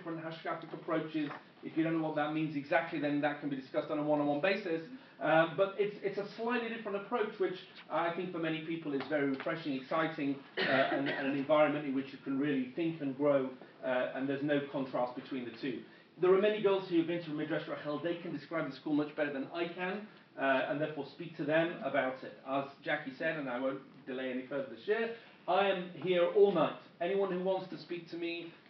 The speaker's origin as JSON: {"language": "English", "region": "England", "country": "United Kingdom", "also_born_or_lived": "London", "moved": "as an adult", "lives_now": "Israel", "said": "my accent, as you can tell, I am not American. I am originally from England."}